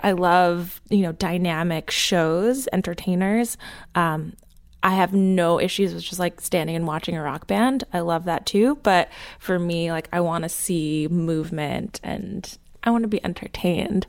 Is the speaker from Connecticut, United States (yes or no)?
no; New Jersey, United States; I grew up in Jersey